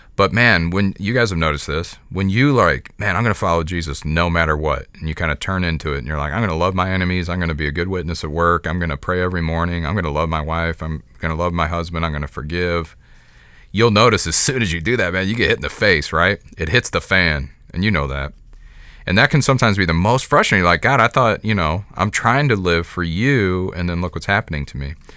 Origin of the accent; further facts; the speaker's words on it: United States; I am an American Christian